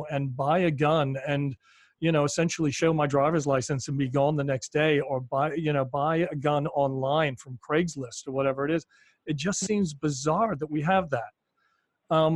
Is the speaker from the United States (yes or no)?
no; United Kingdom; moved away; I grew up in Britain